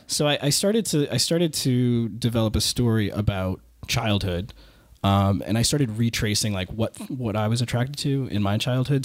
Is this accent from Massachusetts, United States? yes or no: yes; Waltham, Massachusetts, United States; I grew up in Waltham